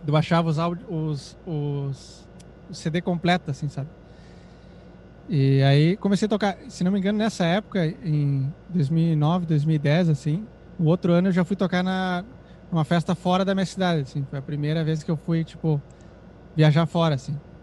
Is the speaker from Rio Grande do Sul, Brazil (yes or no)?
yes; Santana do Livramento, Rio Grande do Sul, Brazil; eu nasci numa cidade chamada Santana do Livramento